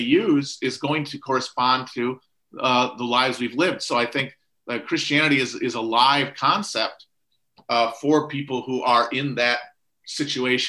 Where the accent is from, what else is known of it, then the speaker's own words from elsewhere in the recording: United States; secular Americans, who I am